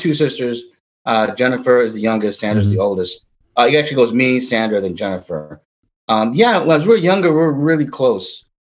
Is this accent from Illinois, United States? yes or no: yes; Aurora, Illinois, United States; also born or lived in Montgomery, Illinois / Oswego, Illinois; I grew up in Aurora. I went through elementary school, middle school, high school.